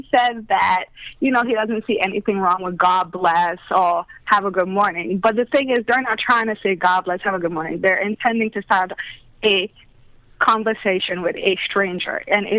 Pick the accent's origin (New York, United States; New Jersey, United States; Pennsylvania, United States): New York, United States; New York City; accent: British Brooklyn; also born or lived in England; Born in England, grew up in Brooklyn.